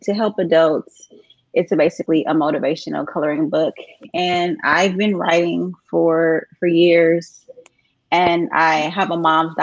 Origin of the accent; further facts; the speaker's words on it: California, United States; moved away as an adult; now in Stockbridge, United States; I'm from California, but we moved here to Stockbridge, Georgia about 2 years ago.